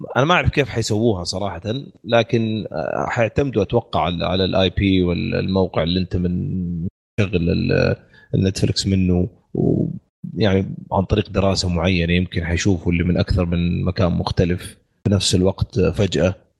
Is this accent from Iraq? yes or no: no; Saudi Arabia; عندنا في السعوديه